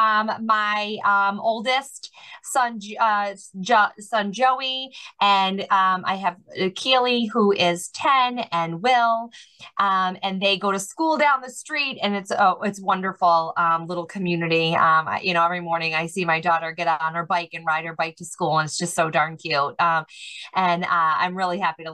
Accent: Worcester, Massachusetts, United States; moved away as an adult; now in Liverpool, United States; I was born and raised in Worcester, Massachusetts

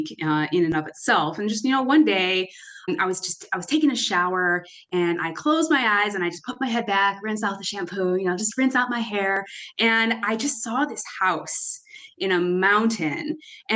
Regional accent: Chicago, Illinois, United States; I'm from Chicago, grew up in Albany Park, right in the heart of it.

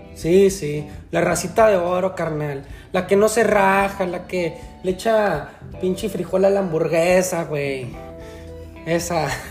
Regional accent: El Paso, Texas, United States; now in Fort Worth, United States; como somos de la frontera, güey, somos básicamente, bueno, pues nacimos en El Paso, Texas

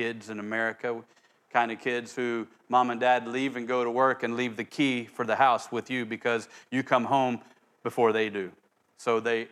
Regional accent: Oklahoma, United States; where I grew up in Oklahoma

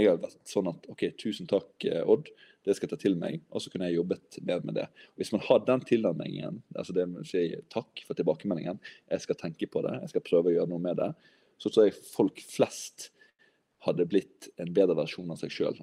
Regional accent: Western Norway, Norway; accent: vestlandsk (Western Norwegian); jeg prater vestlandsk.

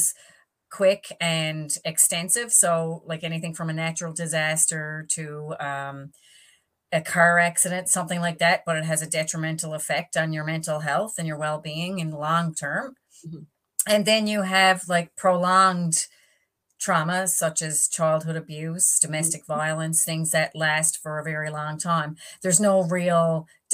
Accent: East Coast of the island, Newfoundland and Labrador, Canada; also born or lived in Northern Peninsula; I'm on the Northern Peninsula right now, but I'm from the East Coast of the island.

